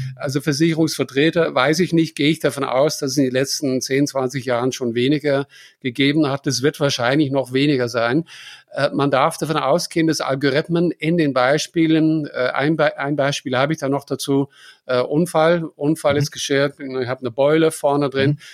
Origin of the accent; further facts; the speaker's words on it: Germany; bei uns in Deutschland